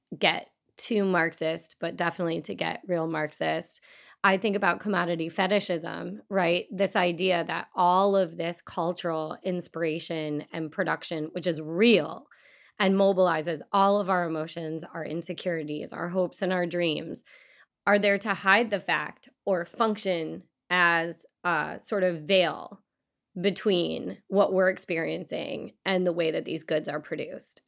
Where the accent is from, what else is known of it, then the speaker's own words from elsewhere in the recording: Michigan, United States; I grew up in Michigan